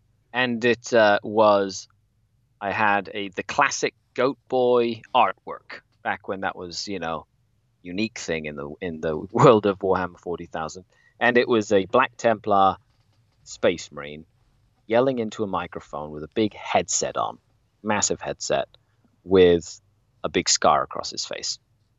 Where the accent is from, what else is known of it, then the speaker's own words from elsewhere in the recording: Cuernavaca, Morelos, Mexico; moved away as an adult; now in Canada; I was born and raised in Mexico, in a place called Cuernavaca, Morelos, which is south of Mexico City. And I bounced around quite a few places in Mexico while I was growing up.